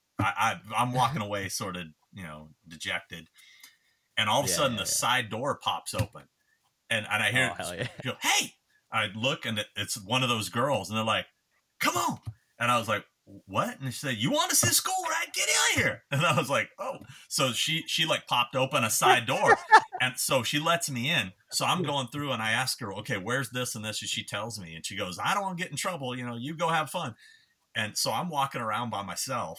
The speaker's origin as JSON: {"language": "English", "region": "California", "country": "United States", "said": "I'm from California"}